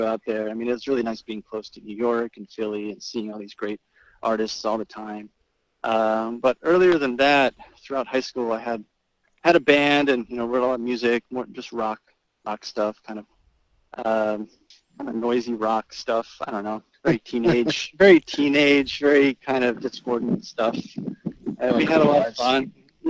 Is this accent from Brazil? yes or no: yes; Campinas, São Paulo, Brazil; now in United States; I was born in just outside of São Paulo in a town called Campinas, big city, Campinas.